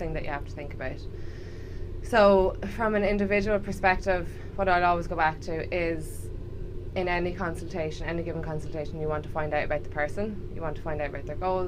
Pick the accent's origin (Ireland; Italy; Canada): Ireland; accent: Irish; moved away; also born or lived in Liverpool, United Kingdom; I am Irish, obviously. You can probably tell from the accent.